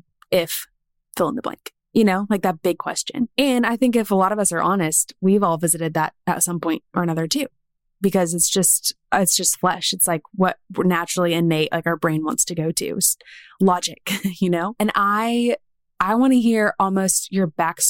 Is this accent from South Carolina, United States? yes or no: yes; Columbia, South Carolina, United States; moved away as an adult; now in Alabama, United States; South Carolina is home. That's where my husband and I grew up, in Columbia